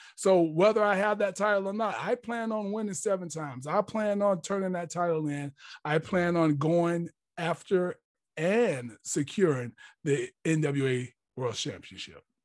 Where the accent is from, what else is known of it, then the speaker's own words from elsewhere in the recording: Jacksonville, Florida, United States; growing up in Jacksonville, Florida, Duval County